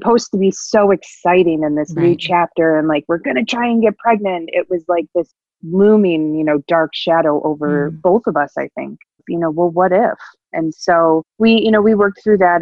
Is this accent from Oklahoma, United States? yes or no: no; Buffalo, New York, United States; also born or lived in Batavia, New York, United States; I grew up in the Buffalo, New York area